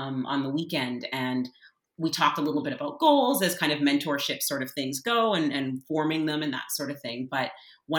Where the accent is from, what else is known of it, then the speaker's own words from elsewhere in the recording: Canada; as a Canadian, and what it means to be on this land, and having been born in this place